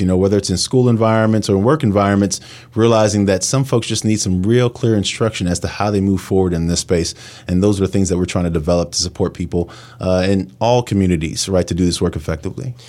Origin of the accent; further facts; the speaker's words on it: New York City, New York, United States; moved away as an adult; now in Pittsburgh, United States; I come from New York City, and I always thought, you know, I'd go back to New York